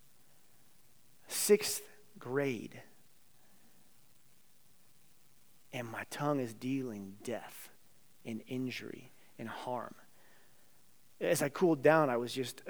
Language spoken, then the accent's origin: English; Carbondale, United States; two Carbondale kids